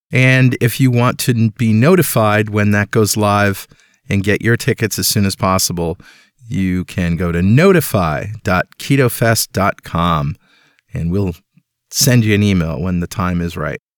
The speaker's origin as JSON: {"language": "English", "town": "Mystic", "region": "Connecticut", "country": "United States", "tie": "born or raised there", "said": "That's my hometown"}